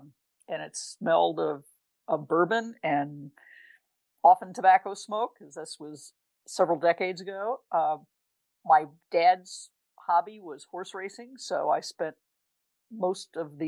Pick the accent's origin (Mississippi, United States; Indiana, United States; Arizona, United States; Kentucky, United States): Kentucky, United States; Louisville; I was born in Louisville, Kentucky, which, of course, is steeped in whiskey culture.